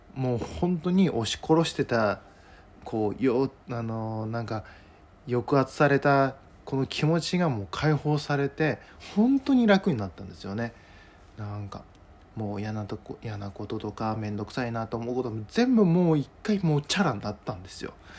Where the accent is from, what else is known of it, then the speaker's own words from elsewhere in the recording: Ishikawa, Japan; 我が地元石川にですね